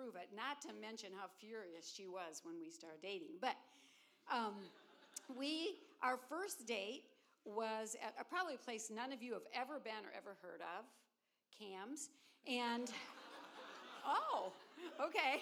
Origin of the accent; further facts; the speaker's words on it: Peoria, Illinois, United States; I'm from Peoria, Illinois.